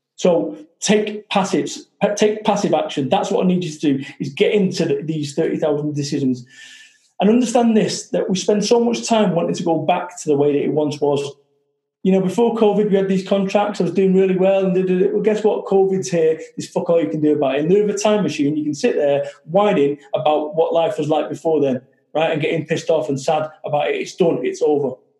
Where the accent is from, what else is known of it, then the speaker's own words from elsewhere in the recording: Salford, North West England, United Kingdom; I'm from Salford, Manchester